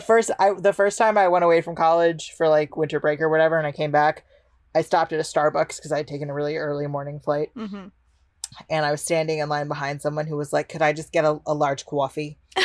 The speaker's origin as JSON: {"language": "English", "region": "Illinois", "country": "United States", "tie": "born or raised there", "also_born_or_lived": "New York", "said": "I'm from Illinois."}